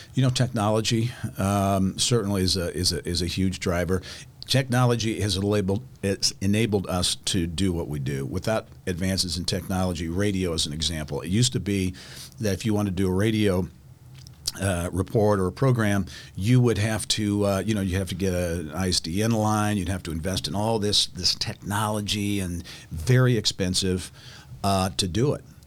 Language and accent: English; Clinton, Indiana, United States; where I grew up in Clinton, Indiana